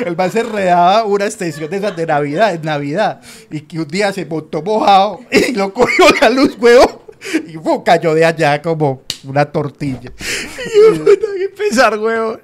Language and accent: Spanish; Medellín, Antioquia, Colombia